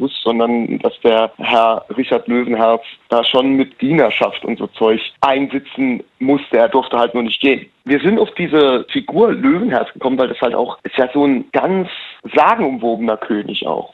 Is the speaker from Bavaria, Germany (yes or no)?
no; Rhineland-Palatinate, Germany; als in der Pfalz geboren und in der Pfalz aufgewachsen